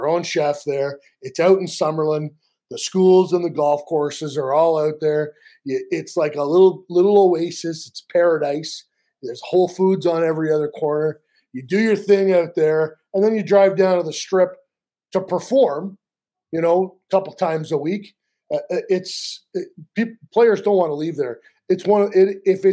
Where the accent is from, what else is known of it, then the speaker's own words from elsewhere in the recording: Canada; I'm a Canadian.